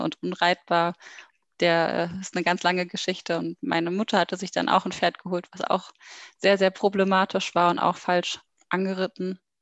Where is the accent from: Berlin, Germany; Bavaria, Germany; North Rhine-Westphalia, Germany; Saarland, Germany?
Berlin, Germany; ich komme aus Berlin und bin jetzt 28 Jahre alt